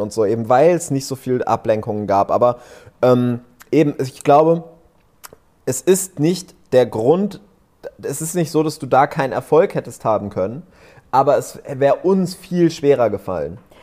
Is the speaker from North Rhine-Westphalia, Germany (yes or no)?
yes; Lower Rhine village near Düsseldorf, North Rhine-Westphalia, Germany; moved away as an adult; also born or lived in Vienna, Austria; now in Cyprus; wenn mich einer fragt, wo kommst du her, sage ich aber trotzdem immer, ich bin in Düsseldorf aufgewachsen